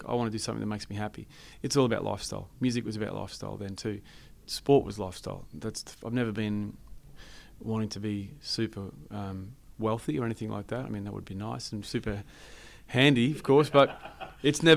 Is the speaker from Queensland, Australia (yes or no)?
yes; Chinchilla, Queensland, Australia; my hometown, Chinchilla